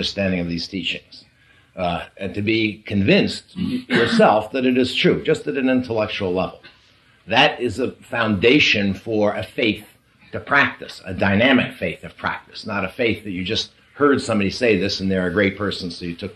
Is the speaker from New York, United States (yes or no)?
yes; New York, United States; We're both from the East Coast. We're both from New York